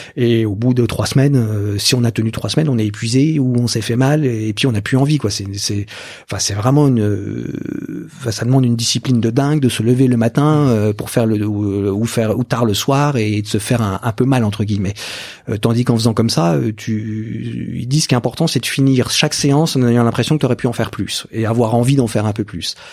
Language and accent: French; Burgundy, Bourgogne-Franche-Comté, France; moi je viens de Bourgogne